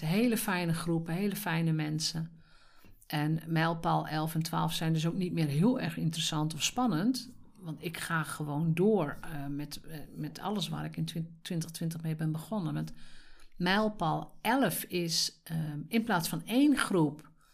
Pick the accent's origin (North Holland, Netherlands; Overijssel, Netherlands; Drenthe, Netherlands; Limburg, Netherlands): Drenthe, Netherlands; Als Drents meisje